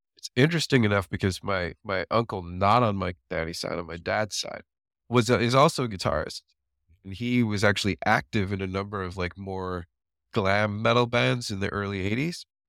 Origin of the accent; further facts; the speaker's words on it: Waukesha, Wisconsin, United States; I grew up in Waukesha, Wisconsin. That's where most of my growing up was.